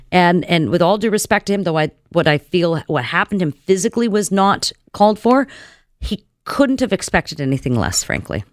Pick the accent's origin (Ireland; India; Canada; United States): Canada; we as Canadian citizens